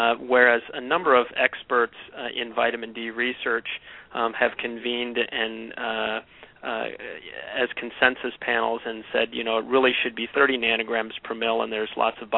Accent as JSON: {"language": "English", "town": "Houston", "region": "Texas", "country": "United States", "tie": "born or raised there", "moved": "as an adult", "lives_now": "Michigan, United States", "said": "I was raised in Houston, Texas"}